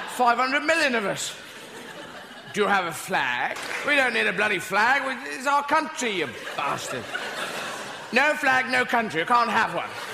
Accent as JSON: {"language": "English", "country": "United Kingdom", "said": "we're a bit more reserved with things like that, with it being British"}